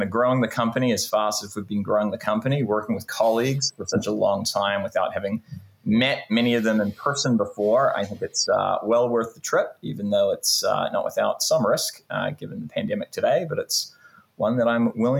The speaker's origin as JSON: {"language": "English", "country": "New Zealand", "tie": "born or raised there", "also_born_or_lived": "Canada / United Kingdom", "lives_now": "California, United States", "said": "I was born in Canada. I grew up in New Zealand, went to school in the UK, and have been in California for the last 15 or so years."}